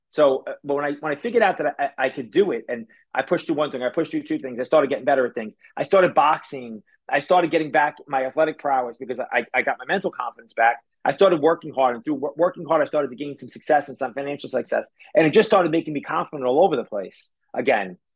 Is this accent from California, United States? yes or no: no; New York City, New York, United States; also born or lived in Staten Island, New York / New Jersey; when I was 14, we moved from Brooklyn to Staten Island